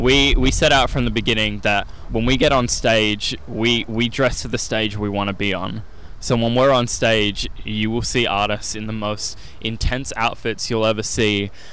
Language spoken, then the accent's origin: English; Adelaide, South Australia, Australia; that's the Adelaide in me. And I'm grateful to live in a city that makes incredible coffee.